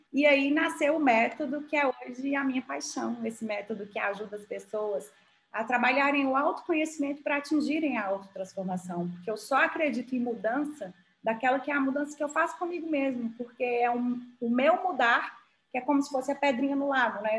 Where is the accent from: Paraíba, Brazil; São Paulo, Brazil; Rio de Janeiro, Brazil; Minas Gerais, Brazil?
Minas Gerais, Brazil; Montes Claros; moved away as an adult; also born or lived in Belo Horizonte; saí de Montes Claros, estudei em Belo Horizonte